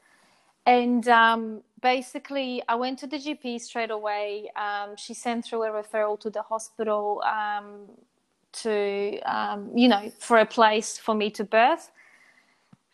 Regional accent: Poland; moved away as an adult; also born or lived in New Zealand; now in Brisbane, Australia; I was born in Poland and then I moved to New Zealand when I was 18.

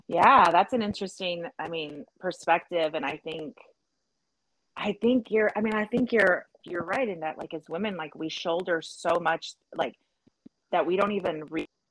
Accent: South Texas, United States; also born or lived in California; now in Austin, United States; I was born in California, raised in South Texas. I've lived in Austin since 98

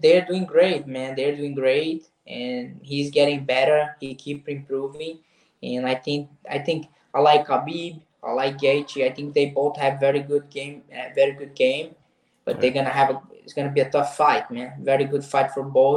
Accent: Nova Friburgo, Rio de Janeiro, Brazil; English is a second language; now in United States; I'm 2 hours from Rio de Janeiro city. I'm from Nova Friburgo in the mountains, the same town Edson Barbosa is from. And I grew up there

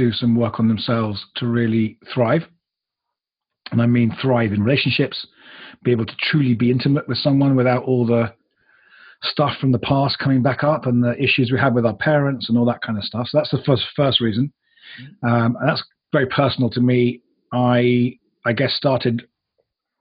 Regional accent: United Kingdom; moved away; also born or lived in United States; I'm originally a Brit. I have lived in the US and the UK

